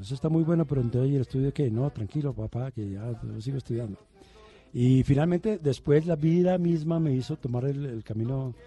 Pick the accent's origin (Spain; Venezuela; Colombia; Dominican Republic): Colombia; Medellín, Antioquia; also born or lived in Bogotá; yo hice la primaria en Bogotá. Mi primaria fue en Bogotá, pero mi bachillerato fue en Medellín.